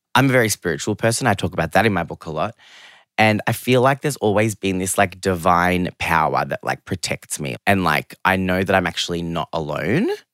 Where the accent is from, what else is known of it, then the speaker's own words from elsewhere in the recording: Geelong, Victoria, Australia; English is a second language; also born or lived in London; I grew up in Geelong, which I love.